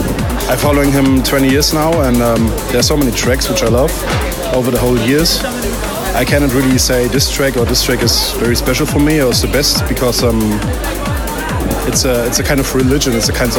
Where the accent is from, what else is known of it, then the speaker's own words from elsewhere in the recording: Berlin, Germany; I'm from Berlin, Germany. I'm 35 years old.